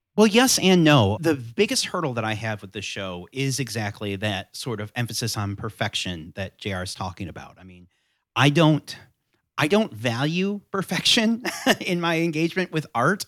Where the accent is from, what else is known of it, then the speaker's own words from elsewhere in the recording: Southwest Michigan, United States; now in North Carolina, United States; I grew up in Southwest Michigan